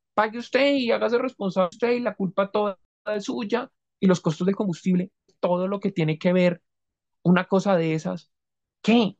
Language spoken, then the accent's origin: Spanish; Colombia; yo soy colombiano, mi país